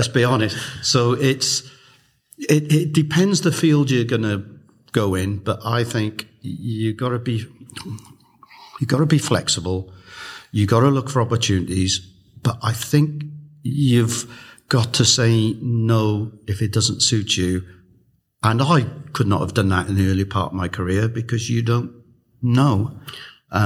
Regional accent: Newport, Wales, United Kingdom; moved away as an adult; also born or lived in Coventry / New York; I moved from Newport to Coventry to New York to Newport Beach, California.

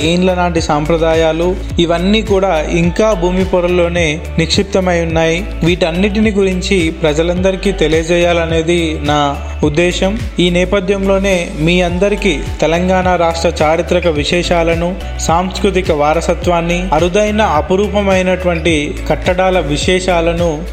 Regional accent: Kanchampalli, Telangana, India; also born or lived in Hanamkonda; నేను పుట్టింది జనగామ జిల్లా రఘునాథ్పల్లి మండలం కంచంపల్లి స్కూలింగ్ అంతా ఊర్లోనే జరిగింది

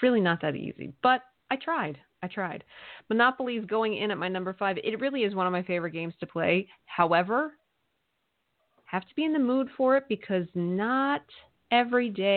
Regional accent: Eastern Pennsylvania, United States; where I grew up in Eastern Pennsylvania

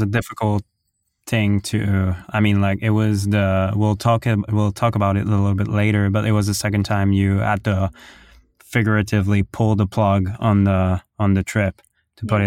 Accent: Ottawa, Ontario, Canada; I'm from Ottawa

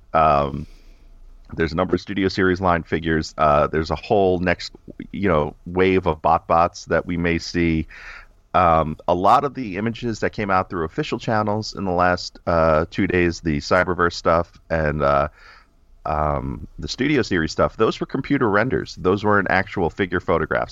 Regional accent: New York, United States; I'm always in New York 'cause I'm from New York

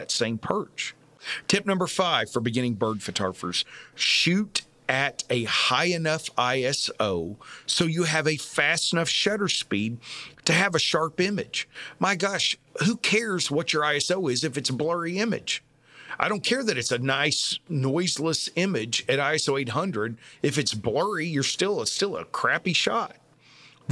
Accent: Texas, United States; I am from Texas

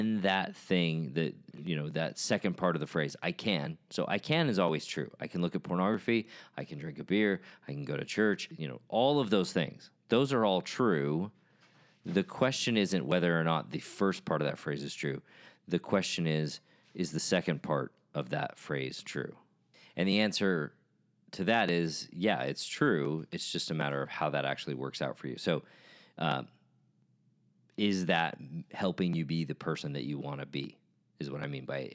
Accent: United States; as a member of The Church of Jesus Christ of Latter-day Saints, as an American

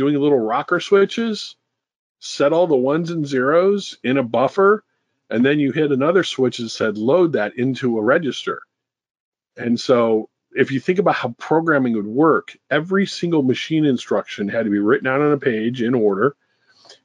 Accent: St. Louis, Missouri, United States; I was born in St. Louis, Missouri, in 1960

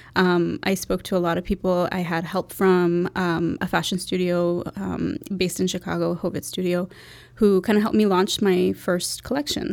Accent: Toronto, Ontario, Canada; moved away; also born or lived in Bangladesh; I grew up in Toronto.

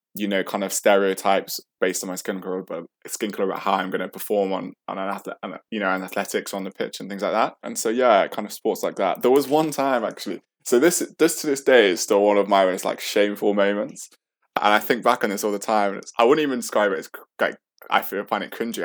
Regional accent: the middle of England, Midlands, United Kingdom; accent: British; also born or lived in Sheffield / St. Vincent; I grew up in the middle of England

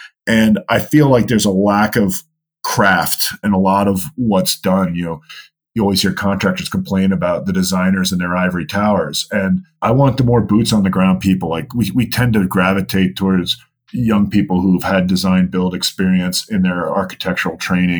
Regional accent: New York, United States; He might punch you, because I was growing up in New York.

